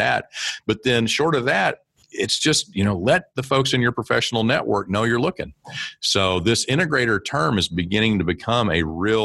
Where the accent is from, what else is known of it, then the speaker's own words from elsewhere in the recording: small town in eastern Oklahoma, United States; I grew up in Oklahoma.